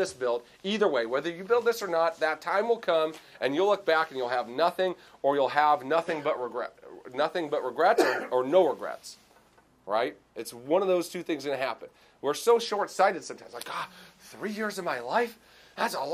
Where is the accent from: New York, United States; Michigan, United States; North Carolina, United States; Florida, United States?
Michigan, United States; Clarkston; DTE in my hometown. It's like 5 minutes away